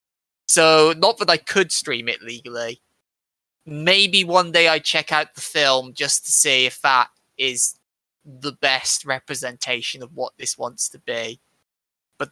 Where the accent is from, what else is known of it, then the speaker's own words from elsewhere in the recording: United Kingdom; I'm British, I'm supposed to be Christian